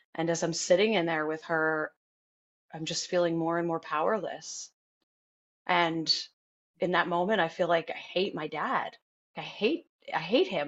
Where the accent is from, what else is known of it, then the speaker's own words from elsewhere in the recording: Hopatcong, New Jersey, United States; I grew up in Hopatcong, New Jersey